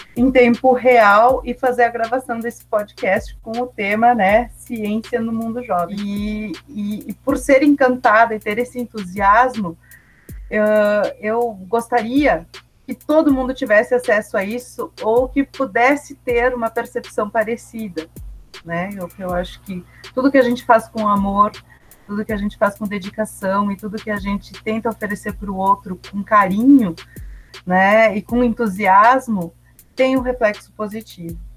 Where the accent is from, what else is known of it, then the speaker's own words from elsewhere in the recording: São Marcos, Rio Grande do Sul, Brazil; apresentava um programa de rádio na minha cidade natal, São Marcos